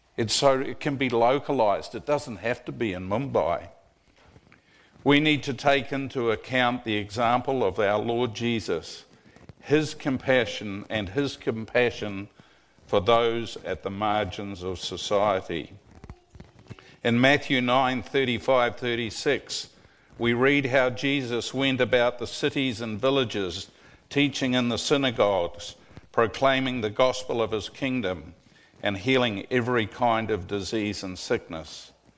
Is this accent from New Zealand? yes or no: yes; New Zealand; moved away as an adult; also born or lived in Tennessee; now in Collegedale, United States; I'm a legal immigrant from New Zealand.